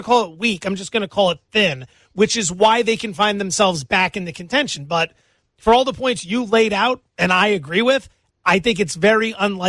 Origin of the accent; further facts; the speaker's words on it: Northeast, United States; I'm from the Northeast.